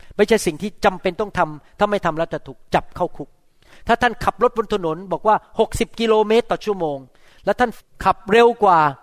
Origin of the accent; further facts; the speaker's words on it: Thailand; ผมเล่นเตะฟุตบอลอยู่ที่โรงเรียนอสัมชัญตอนที่ผมอายุเจ็ดขวบหกขวบ